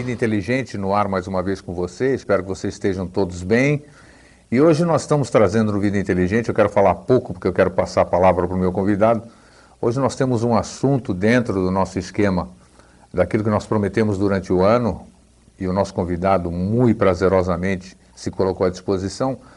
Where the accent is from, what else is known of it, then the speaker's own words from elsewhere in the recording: Greece; now in Brazil; Nasci na Grécia, estou no Brasil, tal, voltei para lá em 96, 97, depois de 42 anos fora